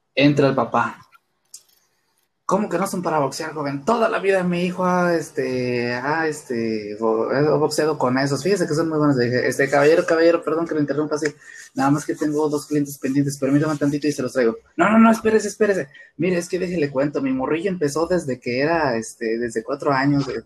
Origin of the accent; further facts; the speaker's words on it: Mexico; nosotros, este, como mexicanos, como cultura